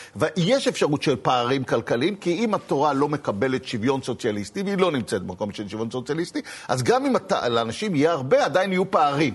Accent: Tel Aviv, Tel Aviv District, Israel; אני הייתי בתור ילד בתל אביב, נולדתי בשישים, אלף תשע מאות שישים בתל אביב

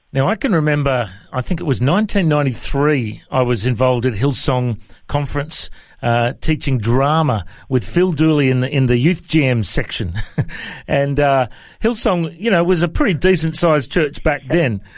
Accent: Coffs Harbour, New South Wales, Australia; I was uh, born and raised in uh, in Coffs Harbour in New South Wales

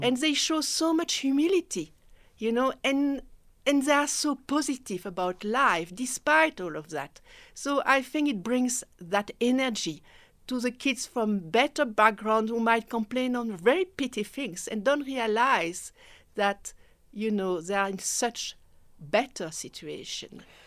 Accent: Belgium; first language French; English is a second language; moved away as an adult; now in South Africa; I'm from Belgium

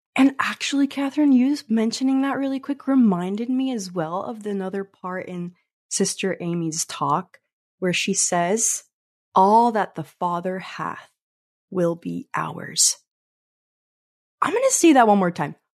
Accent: Mexico; moved away; we're from Mexico originally

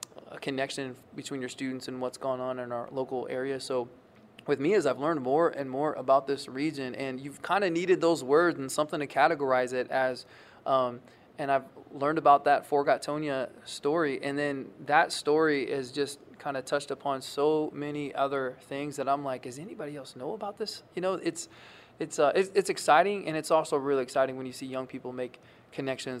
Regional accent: Kankakee, Illinois, United States; now in Western Illinois, United States; I'm from the Bradley, Bourbonnais, Kankakee area, which is kind of on the eastern side

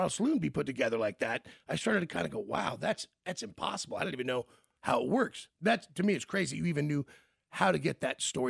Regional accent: Kansas City, United States; moved away as an adult; also born or lived in Los Angeles; I'm all friendly from Kansas City

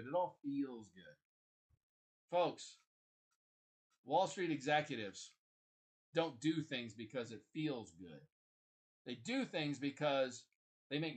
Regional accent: Kansas City, Missouri, United States; also born or lived in Washington, D.C.; I grew up in Kansas City, Missouri

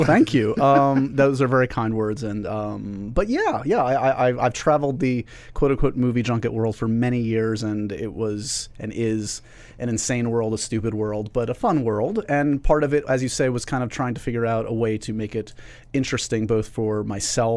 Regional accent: New York City, New York, United States; I grew up here in New York City where we're taping this.

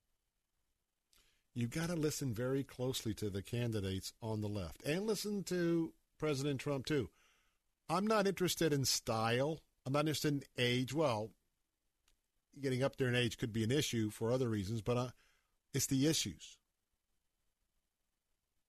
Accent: Tampa, Florida, United States; I was a Democrat all of my life growing up here in Tampa

